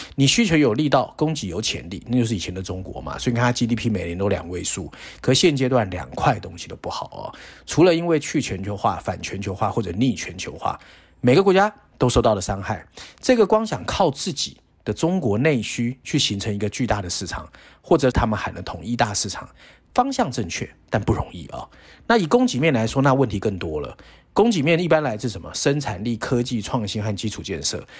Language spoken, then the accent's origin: Chinese; Taiwan; 我们小时候在台湾